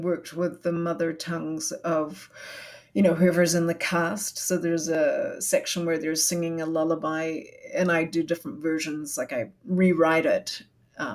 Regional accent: New Zealand; moved away as an adult; also born or lived in Singapore; now in Canada; I grew up in Aotearoa, New Zealand

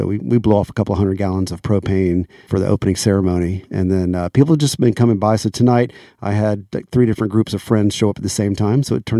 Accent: Florida, United States; accent: southern; when I grew up in Florida

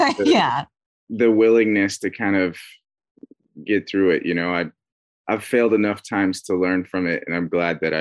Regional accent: Northern Idaho, United States; moved away as an adult; now in California, United States; No, I've been in California for the last like 4 years now, but I'm originally from Northern Idaho.

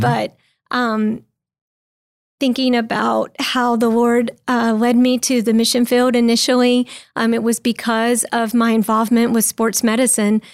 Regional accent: North Carolina, United States; born or raised there; moved away as an adult; also born or lived in Czech Republic

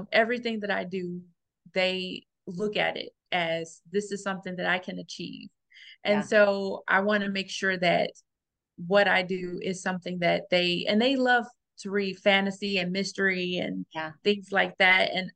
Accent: Gary, Indiana, United States; I grew up in Gary, Indiana

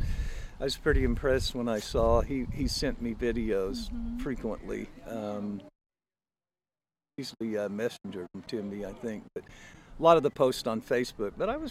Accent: Midwest City, Oklahoma, United States; Randy and I were born in Oklahoma City, moved to Midwest City when we were young. I think Randy was 7, I was 5. So we grew up in Midwest City.

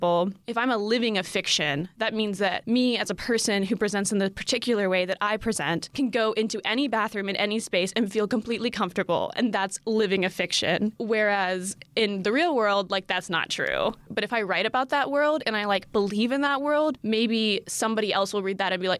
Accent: Asheville, North Carolina, United States; I'm from Asheville, North Carolina

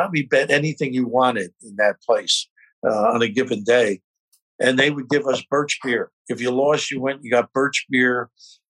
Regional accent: Kearny, New Jersey, United States; Kearney, New Jersey.

